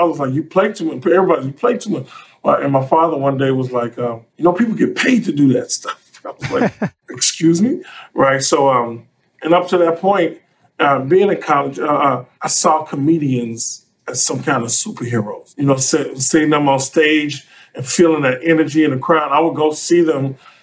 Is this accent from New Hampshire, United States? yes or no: no; Chicago, Illinois, United States; I drove from college to Chicago, where I'm from Chicago